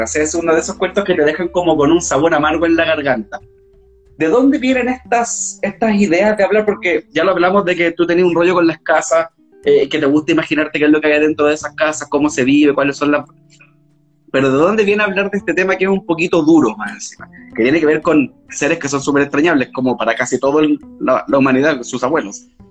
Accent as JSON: {"language": "Spanish", "area": "Cerro Moreno", "region": "Antofagasta", "country": "Chile", "tie": "born or raised there", "said": "yo crecí en Cerro Moreno, viví en Cerro Moreno también muchos años"}